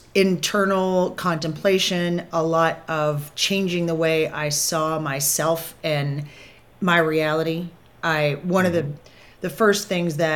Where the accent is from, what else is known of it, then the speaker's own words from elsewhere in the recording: Kentucky, United States; I grew up in Kentucky, so really Southern upbringing